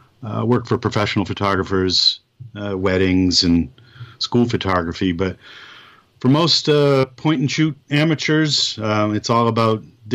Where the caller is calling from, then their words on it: Connecticut, United States; I'm actually calling right from my home here in Connecticut.